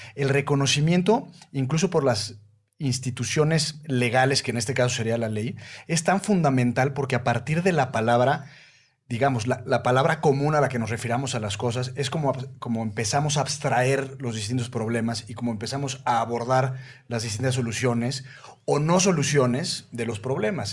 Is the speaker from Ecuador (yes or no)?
no; Mexico; en una sociedad como la mexicana, en donde aunque podemos ser, digamos, muy cosméticamente cristianos